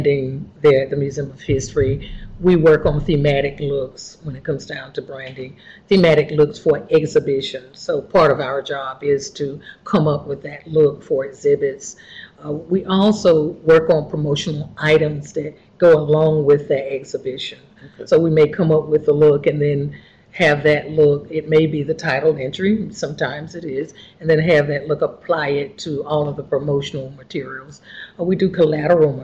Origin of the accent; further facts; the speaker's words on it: Goldsboro, North Carolina, United States; Yes, I am from Wayne County. I grew up in Goldsboro, North Carolina